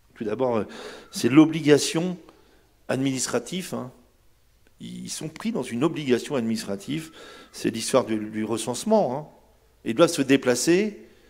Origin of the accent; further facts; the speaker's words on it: Brittany, France; vrai chez moi en Bretagne